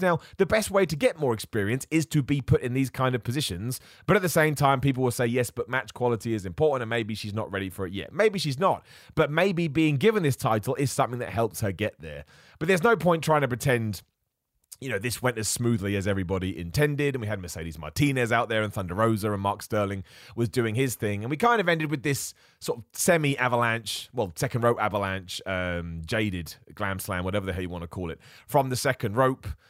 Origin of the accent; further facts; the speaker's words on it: England, United Kingdom; I'm from England